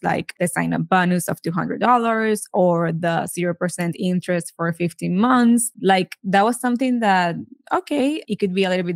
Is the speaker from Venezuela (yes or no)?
yes; Venezuela; moved away as an adult; now in United States; So we are both from Venezuela. We moved to the States back in 2010.